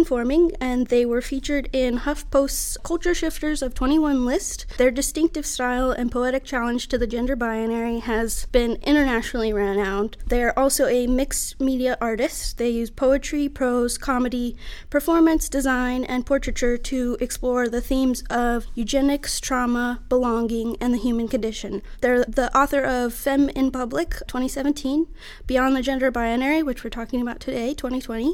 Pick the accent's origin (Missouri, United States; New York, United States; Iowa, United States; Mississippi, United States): Mississippi, United States; Biloxi; moved away as an adult; also born or lived in Denver, Colorado / Pittsburgh, Pennsylvania; now in San Diego, United States; I grew up in South Mississippi, besides a minor detour to Pittsburgh a couple years after Katrina. But most of my life was spent on the Gulf Coast in Biloxi, Mississippi